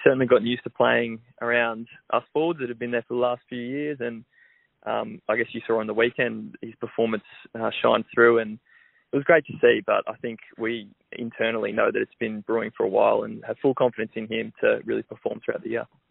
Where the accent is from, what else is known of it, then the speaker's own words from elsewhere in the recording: Melbourne, Victoria, Australia; I grew up in Melbourne